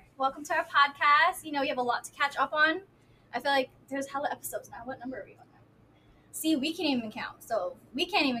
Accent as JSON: {"language": "English", "country": "Philippines", "said": "So when it comes to like leaving home, I know we're Filipino."}